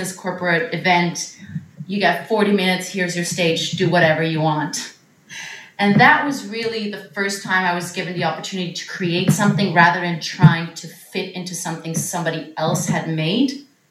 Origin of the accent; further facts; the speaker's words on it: Switzerland; moved away as an adult; now in New York, United States; I grew up in Switzerland. I moved to New York to study musical theater